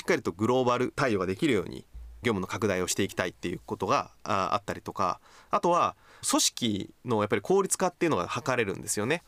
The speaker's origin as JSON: {"language": "Japanese", "region": "Kochi", "country": "Japan", "tie": "born or raised there", "moved": "yes", "said": "僕ね高知県の出身"}